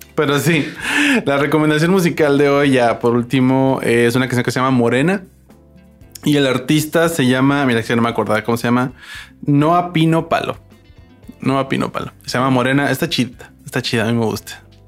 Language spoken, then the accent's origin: Spanish; La Paz, Baja California Sur, Mexico; yo soy mexicano, ¿no? Soy paseño.